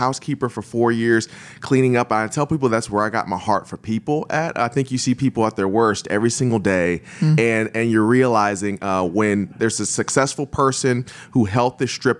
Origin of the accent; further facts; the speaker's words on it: Akron, Ohio, United States; Yeah, so I was born and raised in Akron, Ohio, and kind of grew up in the church, but also did some sports and some theater